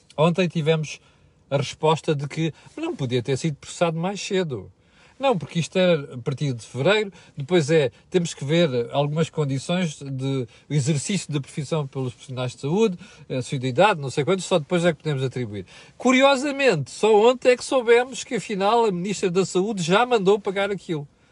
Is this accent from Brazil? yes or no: no; Portugal; nós, portugueses